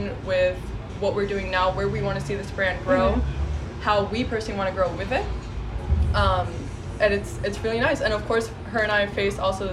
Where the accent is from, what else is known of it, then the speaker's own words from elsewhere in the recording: Miami, Florida, United States; moved away as an adult; now in Orlando, United States; I got this opportunity to represent my hometown in my new current town where I live.